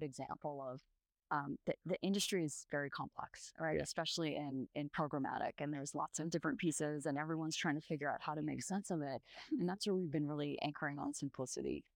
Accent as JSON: {"language": "English", "country": "Canada", "tie": "born or raised there", "also_born_or_lived": "Latin America / London", "moved": "yes", "lives_now": "Bay Area, California, United States", "said": "I grew up in Canada"}